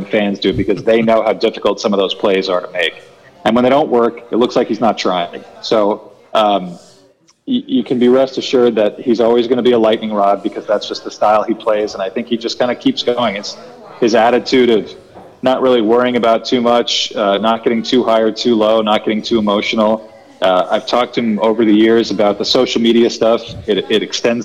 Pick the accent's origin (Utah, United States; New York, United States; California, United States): New York, United States; New York City; I grew up in New York City in the 1980s.